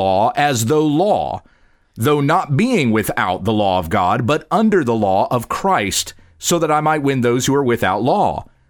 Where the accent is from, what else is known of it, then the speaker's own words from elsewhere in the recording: South Carolina, United States; born there; accent: Southern drawl; because I used to have a deep Southern drawl.